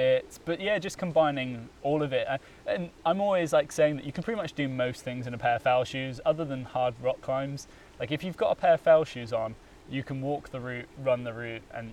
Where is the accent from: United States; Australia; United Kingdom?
United Kingdom; Bristol, South West England; I grew up in Bristol, in a village called Warmley